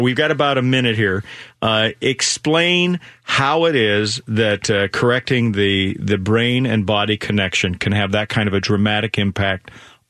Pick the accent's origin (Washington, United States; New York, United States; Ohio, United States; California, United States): Washington, United States; Bremerton; This one comes from my hometown, Bremerton, and I actually went to school with one of her sons.